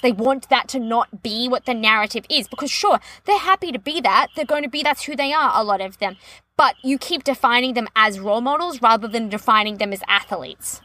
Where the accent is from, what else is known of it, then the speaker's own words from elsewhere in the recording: Australia; As an Australian